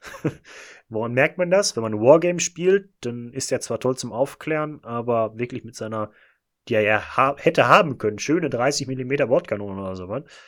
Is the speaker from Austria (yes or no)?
no; Bochum, North Rhine-Westphalia, Germany; Wir kommen beide aus Bochum